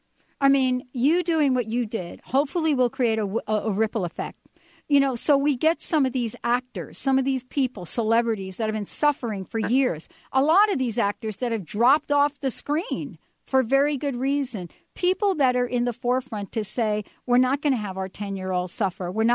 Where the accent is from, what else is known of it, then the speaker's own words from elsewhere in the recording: New Jersey, United States; now in Washington, United States; I was from New Jersey.